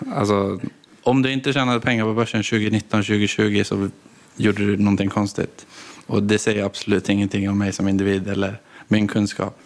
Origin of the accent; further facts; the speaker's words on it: Gävle, Gävleborg County, Sweden; moved away as an adult; also born or lived in Gothenburg; Jag är inte därifrån, jag är från Gävle från grunden. Men jag flyttade till Göteborg när 2015, nu var 18.